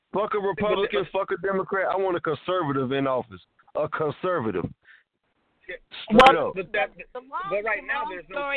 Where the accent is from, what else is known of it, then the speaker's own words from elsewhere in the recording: United States; I'm an American citizen